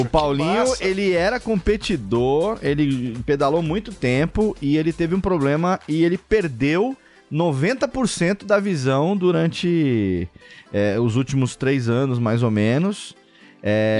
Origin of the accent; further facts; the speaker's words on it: Serra Negra, São Paulo, Brazil; eu não pretendo sair daqui de Serra Negra mais nessa vida, a não ser para trabalhar e voltar. Então, é, eu quero continuar morando aqui sempre, é minha terra natal